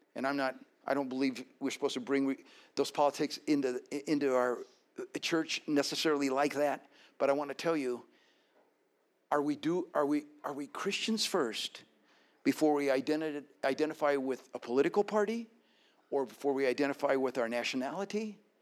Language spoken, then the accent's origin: English; Colorado, United States; my being born and raised in Colorado